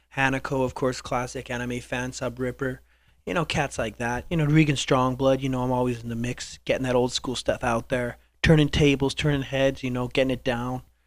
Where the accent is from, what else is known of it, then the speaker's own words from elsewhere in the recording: Canada; I'm Canadian